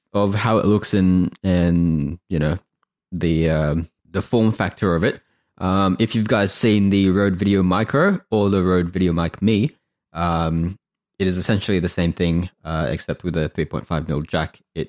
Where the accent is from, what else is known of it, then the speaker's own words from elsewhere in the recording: Australia; We're Australian too.